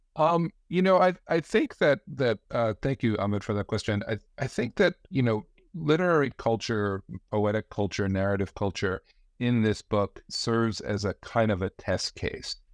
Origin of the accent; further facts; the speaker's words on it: New Jersey, United States; now in Branford, United States; I grew up in the Northeast, uh, in New Jersey